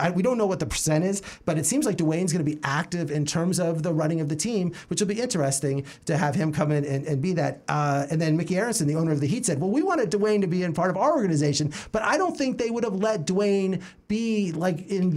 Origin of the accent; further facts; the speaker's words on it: Pennsylvania, United States; I'm from Pennsylvania